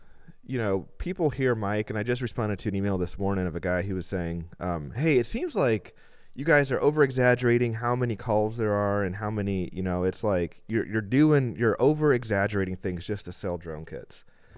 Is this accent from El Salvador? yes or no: yes; El Salvador; El Salvador, yeah. I grew up